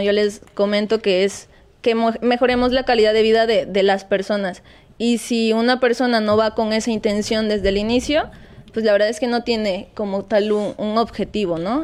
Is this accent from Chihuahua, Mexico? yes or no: no; Chilpancingo, Guerrero, Mexico; also born or lived in Acapulco; ellos son de ese pueblo y hemos estado aquí en Chilpancingo